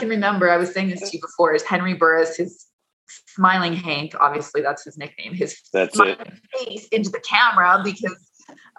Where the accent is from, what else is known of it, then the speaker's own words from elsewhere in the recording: Edmonton, Alberta, Canada; I'm from Edmonton